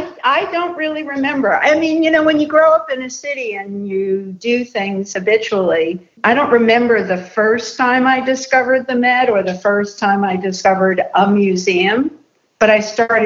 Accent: New York City, New York, United States; I was born and raised in New York, Brooklyn, New York. I was raised by my grandparents, who were both immigrants from Russia and the Ukraine.

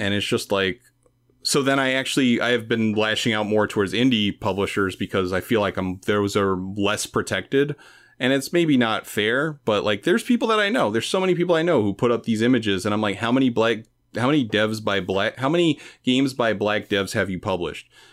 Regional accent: New York City, New York, United States; I'm from the East Village, so I'm from, like, very poor part of Manhattan

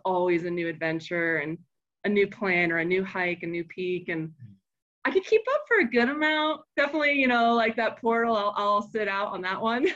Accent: Florida, United States; now in Colorado, United States; we grew up in Florida

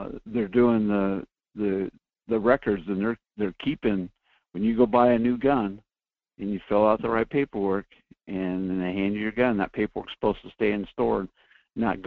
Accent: California, United States; now in Kasilof, United States; I'm from California. I have a dark past down there

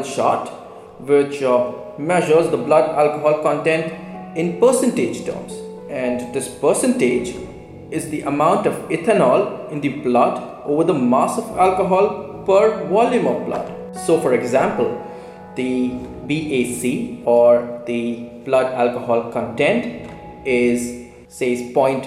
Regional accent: India; from India

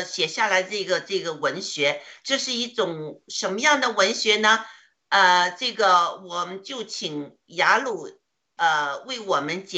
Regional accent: China; 我呢内心呢就是祷告，就想上帝啊，你给我们中国人多一些时间，呃，让我们中国人多一些人呢，能将来呢。

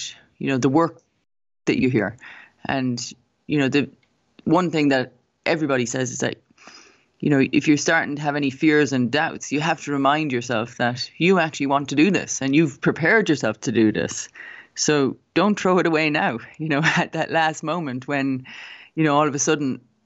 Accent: Cobh, Munster, Ireland; moved away as an adult; also born or lived in United States; we're both from Cove, and, you know, that's the thing. If you're from Cove, then you have a connection automatically. And like, I didn't really know Trevor when I was growing up

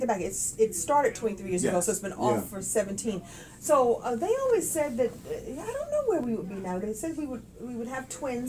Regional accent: Brooklyn, New York, United States; I'm from Brooklyn. I don't sound like it when I talk, but I'm from Brooklyn.

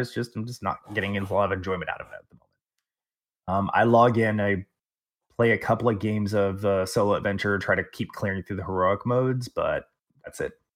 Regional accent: Texas, United States; I'm from Texas

